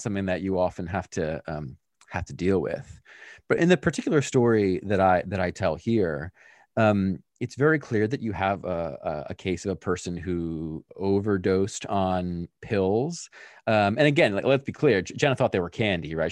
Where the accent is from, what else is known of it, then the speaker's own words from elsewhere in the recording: Pennsylvania, United States; I grew up in Pennsylvania with my family